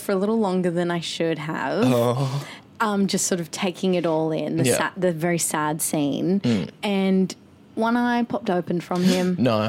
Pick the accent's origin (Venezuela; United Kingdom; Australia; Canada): Australia; Queensland; I grew up in Queensland